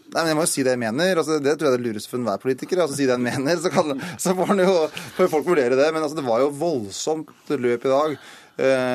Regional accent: Stange, Innlandet, Norway; moved away; also born or lived in Oslo; Oslo, som er den byen jeg har bodd lengst i utenom hjemme i Stange

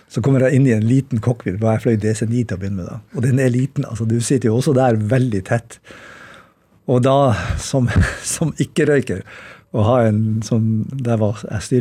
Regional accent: Bodø, Nordland, Norway; siden jeg er fra Bodø.

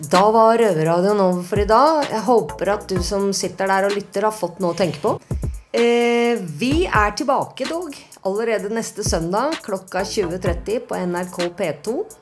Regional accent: Norway; jeg er jo norsk

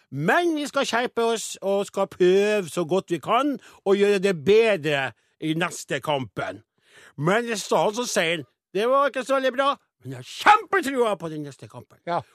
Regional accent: Namdalen, Trøndelag, Norway; oppe i Namdalens land, der jeg kommer ifra

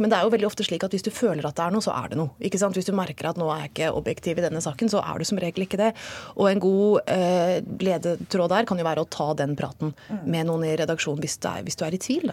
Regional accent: Hokksund, Buskerud, Norway; jeg er jo også fra Hokksund, så Nina jeg er fra samme sted

